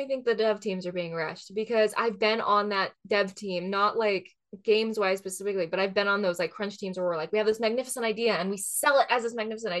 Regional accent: Pacific Northwest, United States; growing up in the Pacific Northwest, everyone was like, what does this world remind me of?

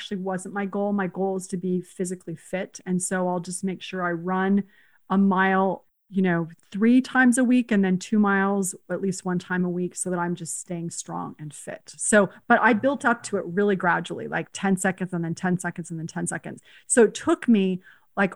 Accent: San Jose, California, United States; also born or lived in Spain / Uruguay; I grew up in San Jose and we almost went to the same high school

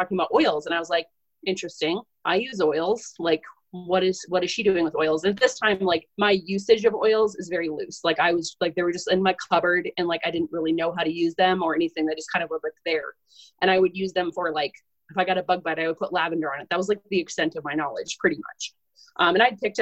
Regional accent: Southern Minnesota, United States; I'm from Southern Minnesota

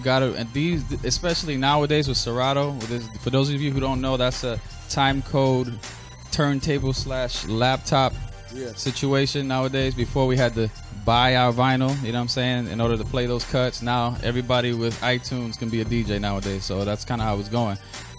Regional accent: New York City, New York, United States; now in Seattle, United States; I'm from New York. But, hey, man, when you've been here since 98.

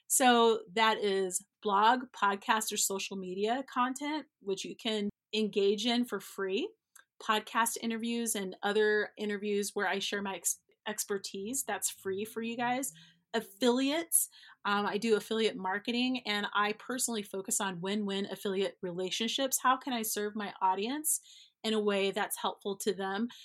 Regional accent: Denver, the West, United States; now in Denver, United States; I'm not East Coast, I'm from the West," and not West Coast, but from the West, like Montana, Wyoming, Colorado kind of vibe.

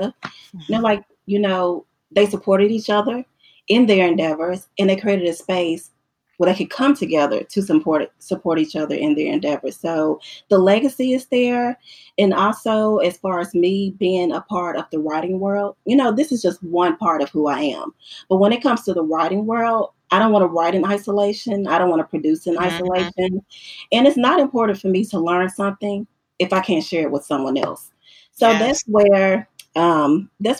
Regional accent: the South, United States; also born or lived in Middle Tennessee; I'm from the South, Stephanie is from the South, and at that point in time, we both were living in the South.

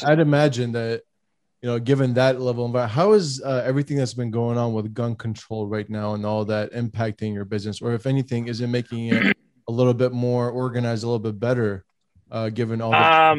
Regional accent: California, United States; I'm from California, James, just an FYI.

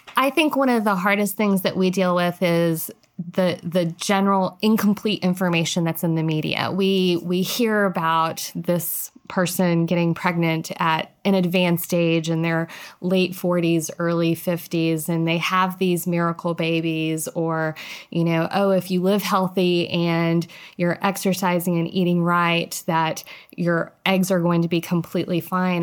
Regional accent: Central Texas, United States; also born or lived in Minnesota; I am a Texan true and true. I grew up in Central Texas

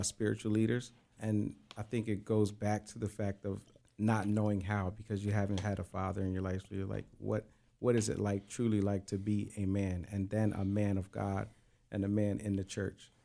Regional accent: Coatesville, Pennsylvania, United States; also born or lived in Lancaster, Pennsylvania; I was born and raised in Coatesville, Pennsylvania, but uh, I uh, spent most of my life and my adulthood in Lancaster

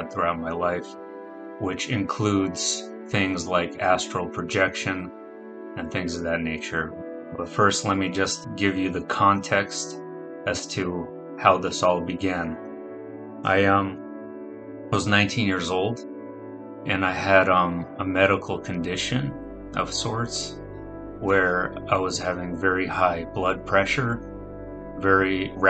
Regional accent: New York City, New York, United States; also born or lived in Russia / Arizona / California; now in San Diego, United States; I'm 34 years old and I live in San Diego, California. I'm originally from Russia. I grew up in New York City, Arizona, and California.

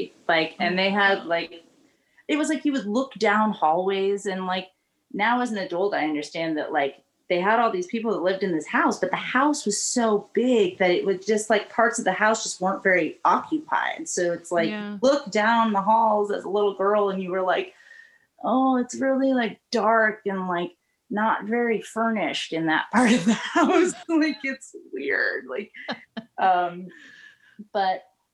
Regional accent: Northern California, United States; I grew up in Northern California

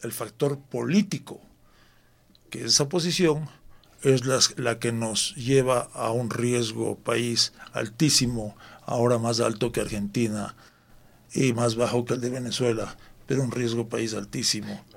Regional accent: Ecuador; los ecuatorianos

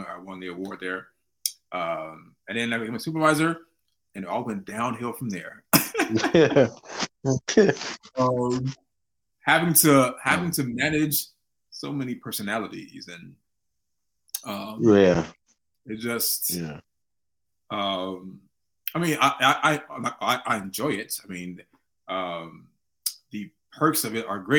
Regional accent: Chicago, Illinois, United States; I was from the West Side.

